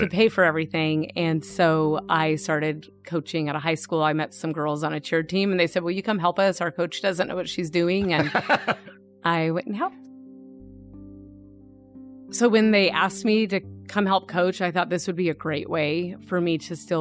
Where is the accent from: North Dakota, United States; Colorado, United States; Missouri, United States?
Colorado, United States; Arvada; also born or lived in Littleton, Colorado / Fort Collins, Colorado; I grew up in Arvada. It's a suburb of Denver